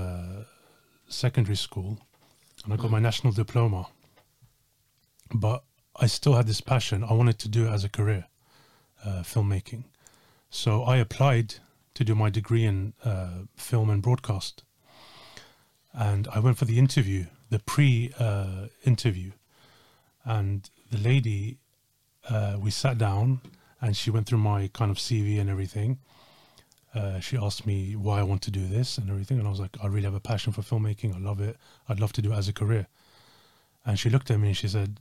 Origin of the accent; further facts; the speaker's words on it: Slough, South East England, United Kingdom; I grew up in outside of London